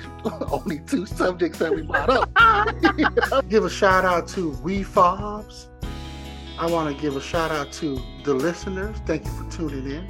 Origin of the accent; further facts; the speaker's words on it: American Samoa; now in United States; American Samoa, we're made up of five main islands